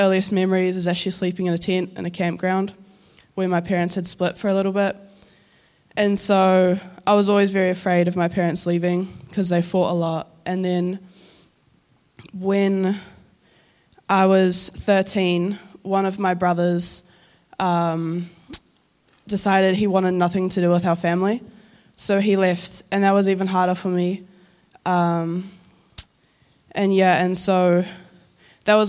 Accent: Auckland, New Zealand; also born or lived in Northland; I'm from Northland, but I grew up in Auckland.

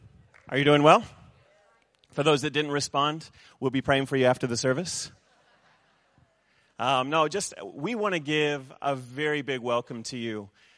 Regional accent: New Zealand; also born or lived in United States; I'm a Kiwi boy at heart, even though my accent would say otherwise. My mom's a Kiwi, and so I've bounced back and forth between New Zealand and the States most of my life.

